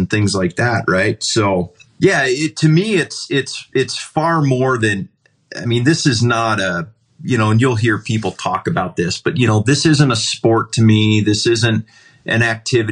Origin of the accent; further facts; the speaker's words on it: Ohio, United States; moved away; where I grew up in Ohio